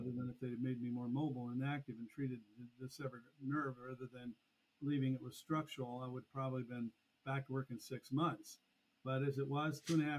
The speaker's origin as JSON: {"language": "English", "town": "Burlington", "region": "Iowa", "country": "United States", "tie": "born or raised there", "said": "I was born in Burlington, Iowa, 1963. And it's a city that I'm still located in to this day. Raised here on a farm initially"}